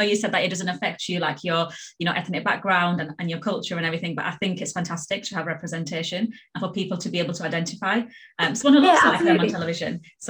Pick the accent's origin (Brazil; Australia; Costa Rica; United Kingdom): United Kingdom; Manchester, North West England; I'm also from Manchester